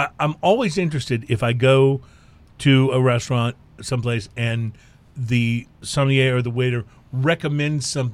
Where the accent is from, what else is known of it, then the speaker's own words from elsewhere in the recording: Texas, United States; we're from Texas